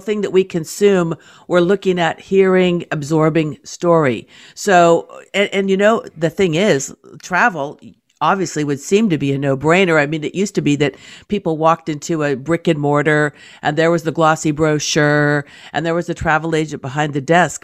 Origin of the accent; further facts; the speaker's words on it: California, United States; I'm from California